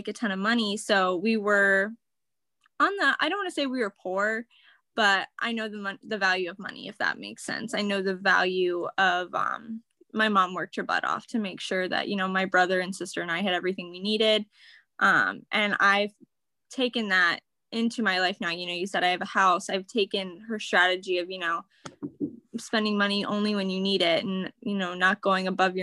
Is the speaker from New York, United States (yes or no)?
no; Wooster, Ohio, United States; I grew up in Worcester, Ohio, which is in kind of an Amish country.